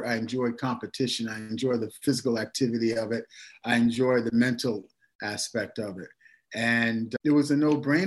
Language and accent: English; Montclair, New Jersey, United States; moved away as an adult; also born or lived in Boston, Massachusetts; in my town, my hometown of Montclair, New Jersey